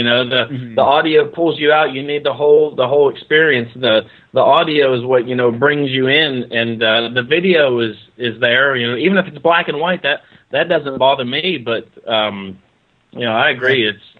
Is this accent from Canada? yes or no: yes; Canada; Hey, just tell them, hey, I'm French Canadian.